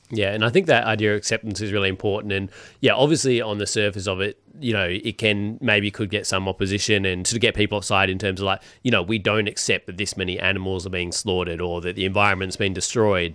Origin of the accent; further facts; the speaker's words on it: Perth, Western Australia, Australia; moved away; I come from Perth